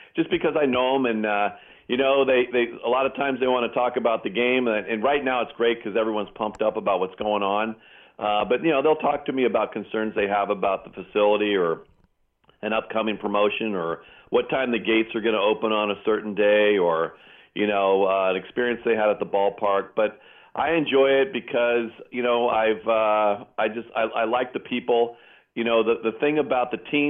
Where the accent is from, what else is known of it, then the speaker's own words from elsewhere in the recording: Pleasanton, California, United States; my hometown of Pleasanton.